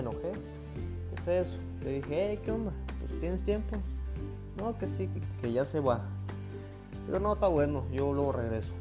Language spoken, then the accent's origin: Spanish; Oaxaca, Mexico; moved away as an adult; also born or lived in Mexico City; Yo, soy del estado de Oaxaca